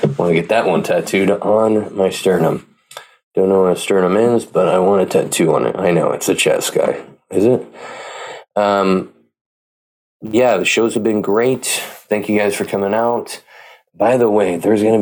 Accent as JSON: {"language": "English", "town": "Pleasanton", "region": "California", "country": "United States", "tie": "born or raised there", "said": "my hometown, Pleasanton, California"}